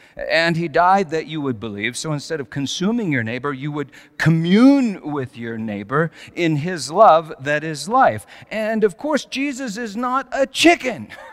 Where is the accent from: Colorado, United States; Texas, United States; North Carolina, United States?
Colorado, United States; moved away as an adult; also born or lived in California; Susan and I moved back to Colorado from California